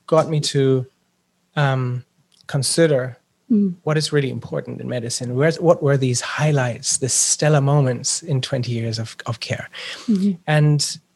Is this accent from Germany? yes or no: yes; Germany; now in Switzerland; I'm born in Germany and live in Switzerland